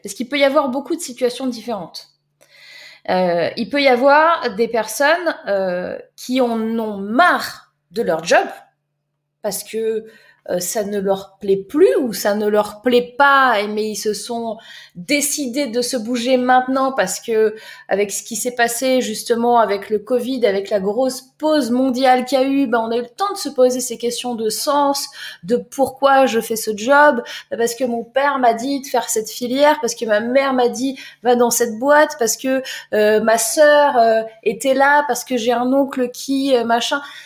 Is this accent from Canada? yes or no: no; Var, Provence-Alpes-Côte d'Azur, France; moved away; Moi, je viens du Var.